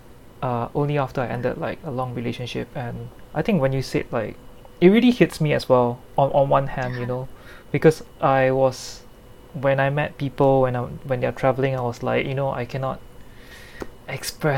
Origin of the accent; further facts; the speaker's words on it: Singapore; I'm from Singapore